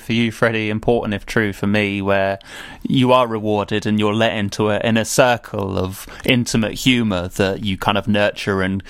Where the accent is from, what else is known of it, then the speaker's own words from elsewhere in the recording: United Kingdom; I'm British